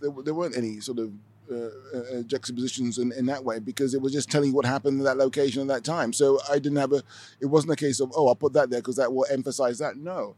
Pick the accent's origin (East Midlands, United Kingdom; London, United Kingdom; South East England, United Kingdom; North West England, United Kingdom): London, United Kingdom; moved away as an adult; now in Amsterdam, Netherlands; growing up in Britain, in, in, in London